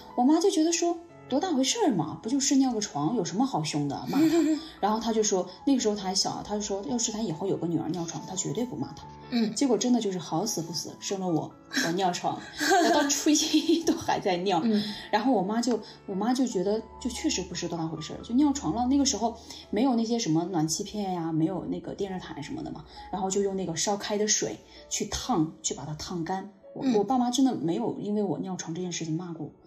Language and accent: Chinese; Guiyang, Guizhou, China; 用我们家乡贵娭的话说